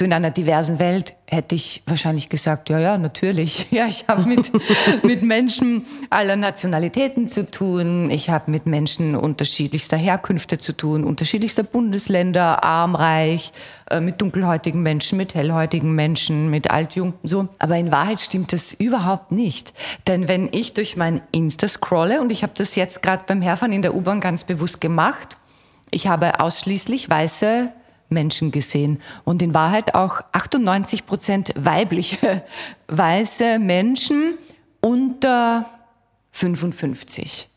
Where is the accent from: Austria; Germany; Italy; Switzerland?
Austria; now in Vienna, Austria; ich bin zum Beispiel am Land aufgewachsen